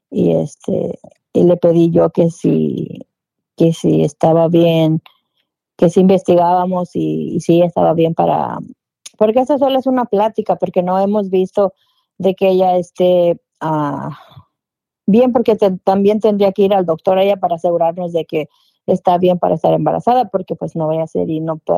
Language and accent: Spanish; Michoacán, Mexico; now in United States; Pues somos de Michoacán.